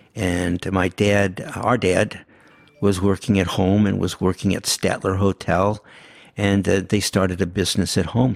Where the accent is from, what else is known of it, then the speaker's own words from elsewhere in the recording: St. Louis, Missouri, United States; first language Yiddish; English is a second language; we were definitely growing up in Saint Louis